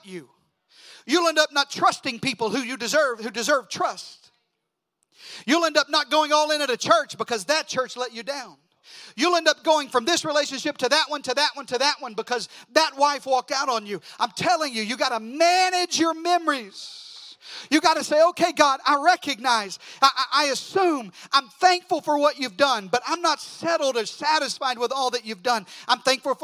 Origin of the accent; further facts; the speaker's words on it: Deep South, United States; moved away; also born or lived in South Mississippi; I'm from the Deep South